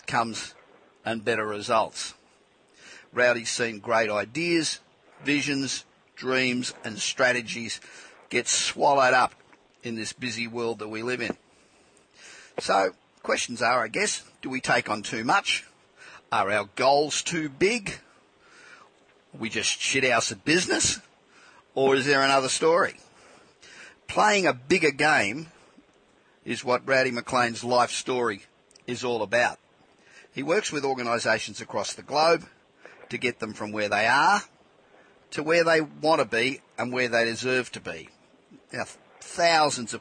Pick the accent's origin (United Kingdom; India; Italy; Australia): Australia; moved away as an adult; now in California, United States; I'm obviously Australian too, but I've been living in California 25 years